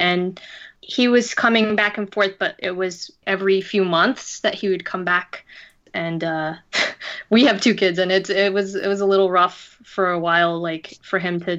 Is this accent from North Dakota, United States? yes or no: no; New York, United States; also born or lived in California / Las Vegas; now in Thailand; So I lived in New York for 20 years, and before that I was from the West Coast, California, and also Las Vegas.